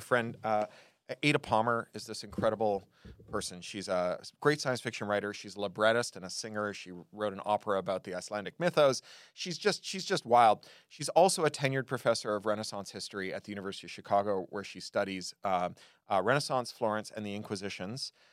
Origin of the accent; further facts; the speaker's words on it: Toronto, Ontario, Canada; When I was a kid growing up in Toronto